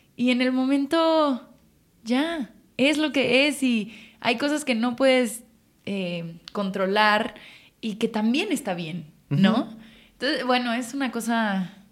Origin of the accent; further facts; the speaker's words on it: Mexico City, Mexico; En la Ciudad de México, Chilanga